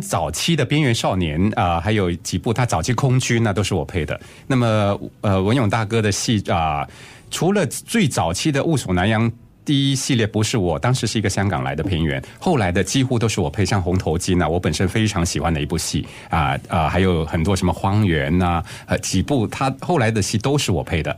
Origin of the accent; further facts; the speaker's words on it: Singapore; also born or lived in Taiwan; 我算是新加坡人第一个，呃，挤进台湾的配音圈里边儿去的